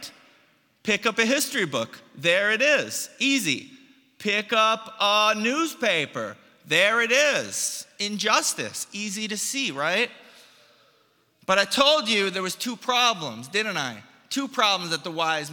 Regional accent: United States; moved away; I'm an immigrant from the United States

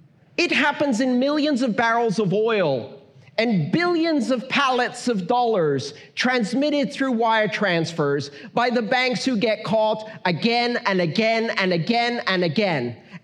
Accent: Iran; born there; English is a second language; I was born in Iran. I didn't choose that.

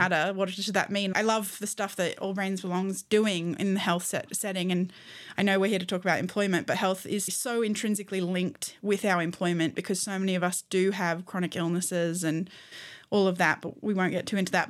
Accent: Australia; I'm an Australian human rights lawyer

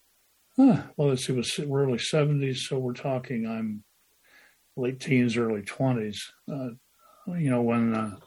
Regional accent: Decatur, Illinois, United States; Millikan University, Decatur, Illinois, my hometown.

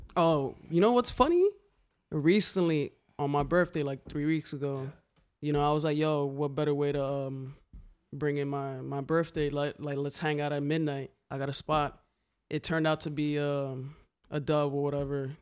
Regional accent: New York City, New York, United States; growing up in the Bronx, um, a nineties kid

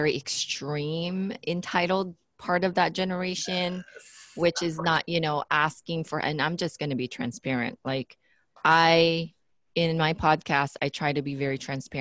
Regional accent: Philippines; being the Filipino that I am, we have this cultural thing

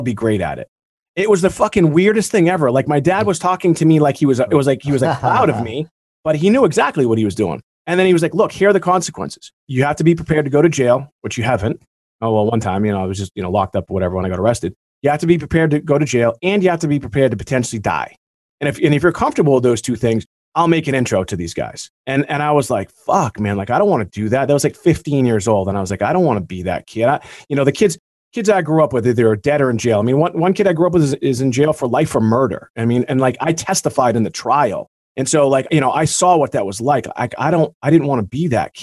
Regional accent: Beverly, Massachusetts, United States; where I grew up is because in Beverly, Massachusetts

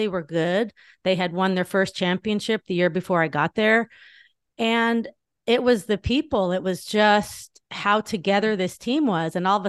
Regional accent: Northridge, California, United States; I grew up in Northridge, California. I had two older sisters, older brother, younger brother.

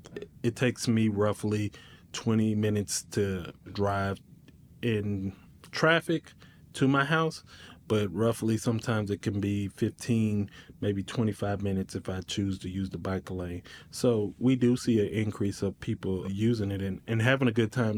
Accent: Little Rock, Arkansas, United States; moved away as an adult; now in Northwest Arkansas, United States; So I'm originally from the Little Rock area. I've been here five years.

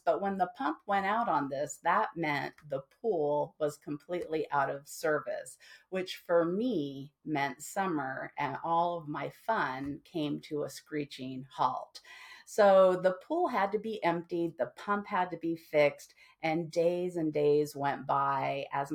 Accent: Henderson, Nevada, United States; I grew up in Henderson, Nevada, which is the city just next to Las Vegas

